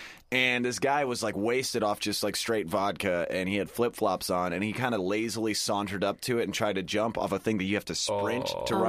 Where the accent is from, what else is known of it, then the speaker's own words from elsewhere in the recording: Sacramento, California, United States; Dude, I'm from Fair Oaks.